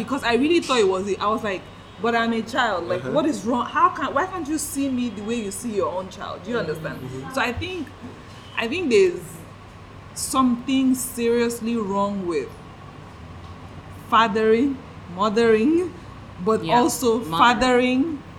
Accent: Nigeria; because I'm in Nigeria, I'm Nigerian

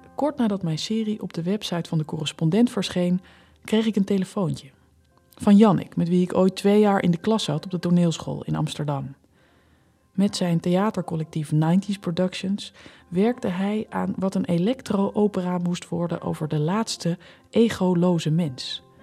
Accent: Germany; moved away; ik kom ook uit de DDR

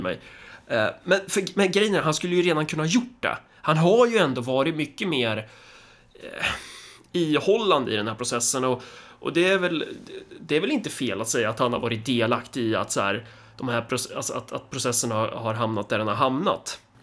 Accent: Närke, Örebro County, Sweden; som Närking

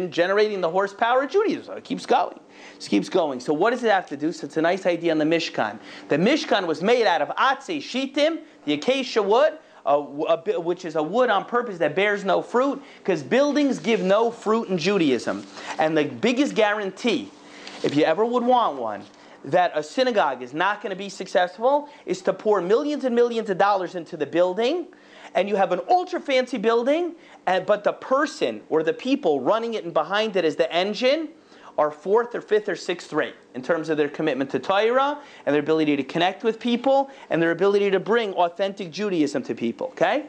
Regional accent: Boca Raton, Florida, United States; moved away; I grew up in Boca Raton, Florida.

